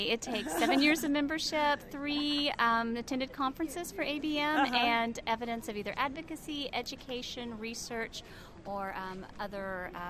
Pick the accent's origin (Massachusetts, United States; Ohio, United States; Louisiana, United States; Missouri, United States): Missouri, United States; Nixa; I'm from Nixon, Missouri, in Southwest Missouri.